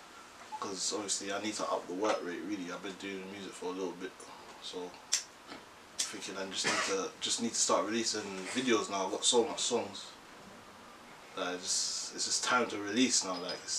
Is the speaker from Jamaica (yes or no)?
yes; Jamaica; moved away; Caribbean, from Jamaica. I was born there, get me, but. See, we're here, innit?